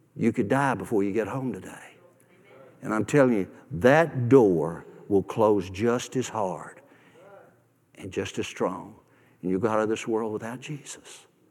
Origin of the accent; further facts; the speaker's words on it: Nashville, Tennessee, United States; moved away; I grew up in Nashville. I grew up on the God side of town, West Nashville.